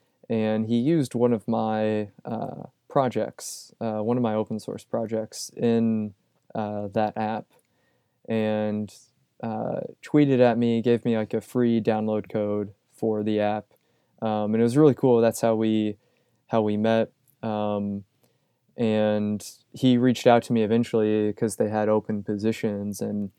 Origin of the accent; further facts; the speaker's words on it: Louisville, Kentucky, United States; also born or lived in Indiana; I grew up in the Louisville, Kentucky area, like Southern Indiana, Louisville, Kentucky. And I was interested in getting out of the Midwest for sure.